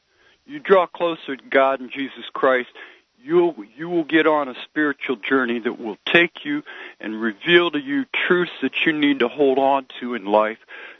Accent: Scotland, United Kingdom; I'm a Scottish guy, okay?

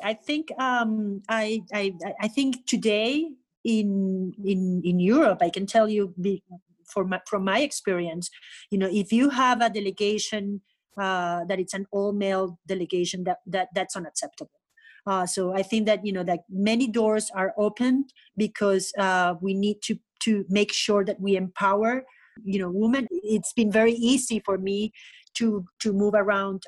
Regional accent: Caracas, Capital District, Venezuela; also born or lived in Bolívar State, Venezuela; now in Spain; I grew up in Caracas

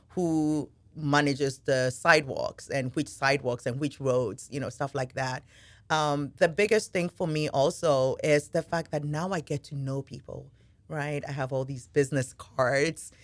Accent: Ghana; now in Henrico, United States; I am originally from Ghana. Uh, moved here a little over twenty years ago

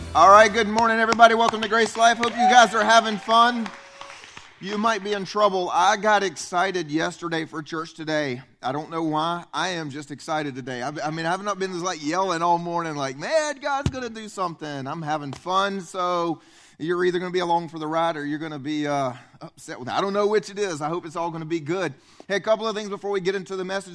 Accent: upstate South Carolina, United States; I grew up here. I grew up in South Carolina

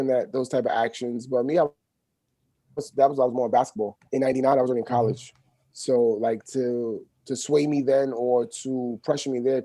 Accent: New York City, New York, United States; I grew up in the East from the 80s, from the 70s, and from elementary school on up.

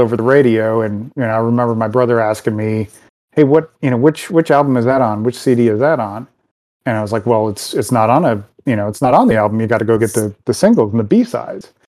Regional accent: Detroit, Michigan, United States; I grew up out in Detroit, and this was at Car City Records.

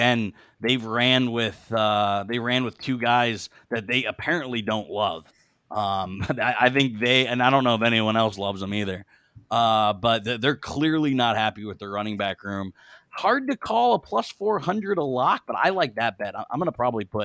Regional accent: Pittsburgh, Pennsylvania, United States; We're all from Pittsburgh

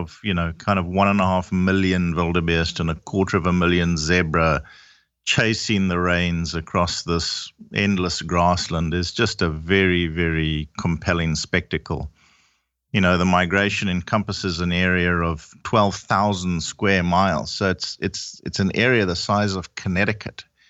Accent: Zimbabwe; I'm originally from Zimbabwe. My whole family is

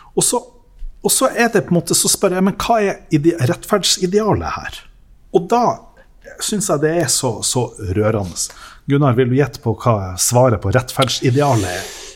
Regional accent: Lofoten, Nordland, Norway; also born or lived in Tysfjord / Vesterålen; Vi har vokst opp med en identitet om at mm. vi er nå fra Lofoten

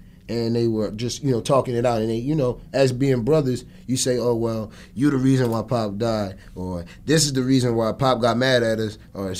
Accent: Atlantic City, New Jersey, United States; Growing up in Atlantic City, it was pretty cool, honestly.

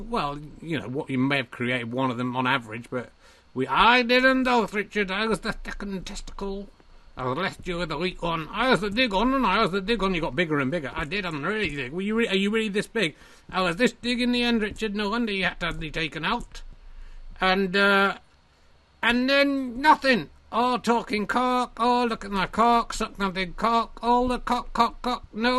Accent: Yorkshire and the Humber, United Kingdom; born there; So it's not a comment on Yorkshire people being grunty, evil testicles. It's the fact that I was born in Yorkshire.

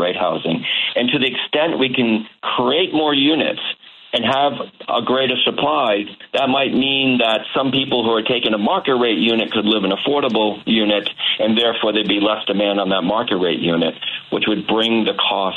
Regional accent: Massachusetts, United States; my home state of Massachusetts

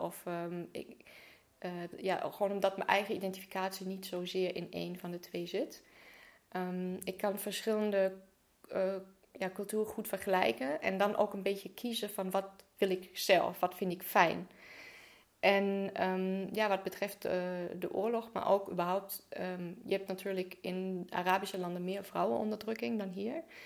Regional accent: Germany; moved away; geboren en opgegroeid in Duitsland.

